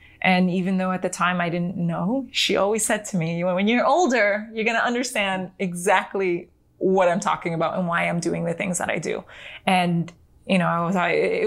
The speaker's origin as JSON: {"language": "English", "country": "United States", "tie": "born or raised there", "first_language": "Spanish", "second_language": "English", "said": "we were born and raised in America"}